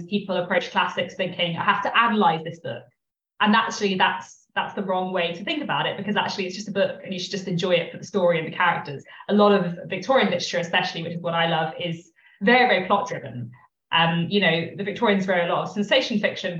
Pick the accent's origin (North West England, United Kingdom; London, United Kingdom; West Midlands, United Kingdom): London, United Kingdom; I'm from London.